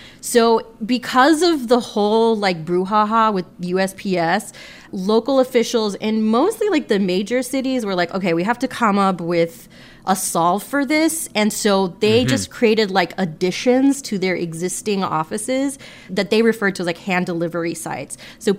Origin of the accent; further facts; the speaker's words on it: Florida, United States; now in Texas, United States; I grew up in Florida